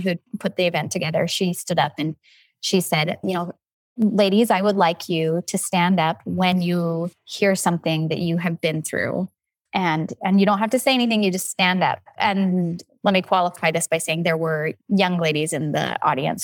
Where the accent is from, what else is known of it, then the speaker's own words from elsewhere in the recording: Logan, Utah, United States; I grew up in Logan, Utah